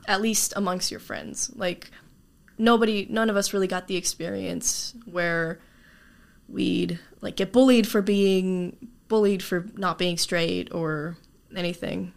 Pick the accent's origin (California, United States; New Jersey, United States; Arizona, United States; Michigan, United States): Arizona, United States; Tucson; also born or lived in Chile / Graham County, Arizona; I've been in Arizona all my life, basically, but not necessarily in Tucson. I used to live in uh, over in Graham County.